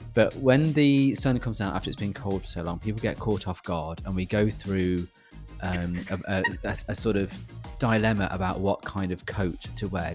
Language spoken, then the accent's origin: English; United Kingdom; I'm British